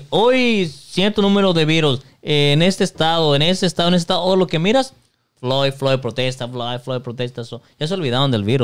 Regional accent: La Huacana, Michoacán, Mexico; Yo soy de Michoacán. ¿Michoacán? Sí, pero. Soy de. Ah, es un pueblo, bueno, soy un pueblo que se llama La Huacana, Michoacán.

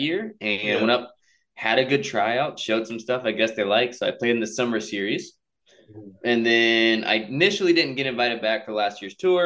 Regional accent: Babson Park, Florida, United States; I grew up in Polk County, 863 area code

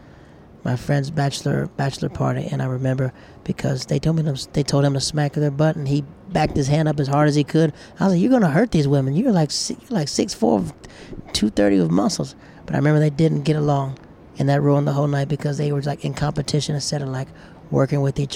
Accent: New York, United States; That's how I am. I'm from New York. I've been in the same place for 6 years.

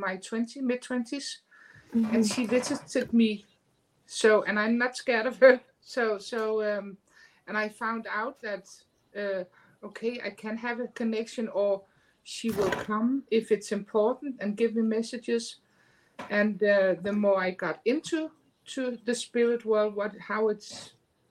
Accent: Denmark; I am from a small country in the Europe, Denmark, right above Germany, Scandinavia.

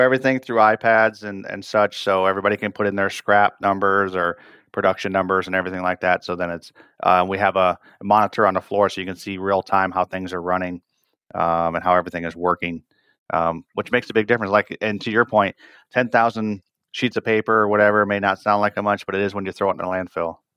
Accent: northern Michigan, United States; I grew up in Michigan up north

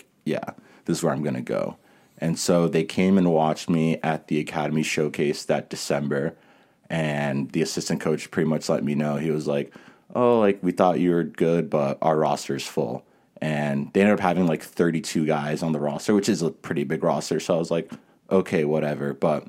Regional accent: New York, United States; But because I grew up in New York a little bit. All my family was still there.

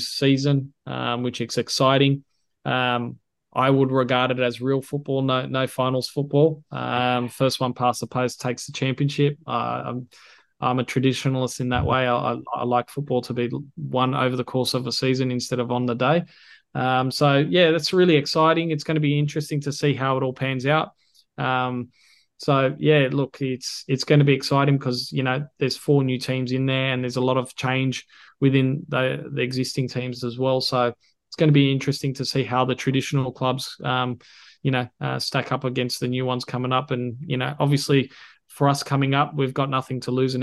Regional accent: Sydney, New South Wales, Australia; also born or lived in Philippines; we're both from Western Sydney

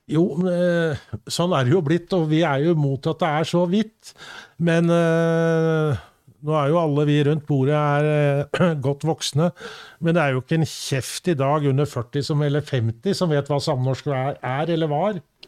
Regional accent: Sandefjord, Vestfold, Norway; I Sandefjord hjembyen min

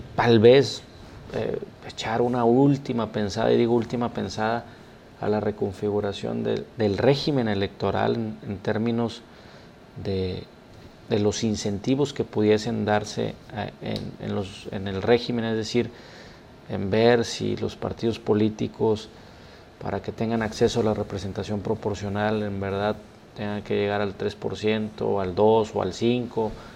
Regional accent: Mexico; todos somos mexicanos

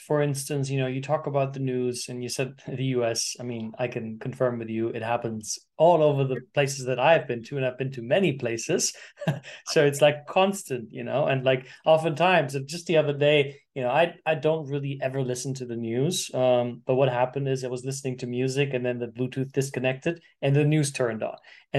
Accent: Germany; born there; I was born in Germany, Sicilian family.

